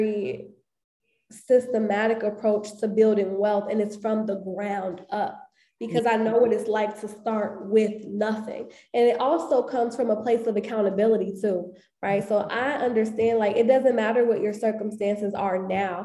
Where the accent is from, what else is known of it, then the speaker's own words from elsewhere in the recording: Chicago, Illinois, United States; growing up on the South Side of Chicago